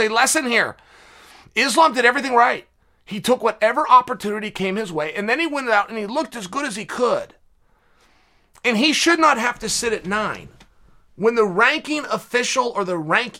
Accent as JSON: {"language": "English", "town": "West Linn", "region": "Oregon", "country": "United States", "said": "I'm from West Lynn"}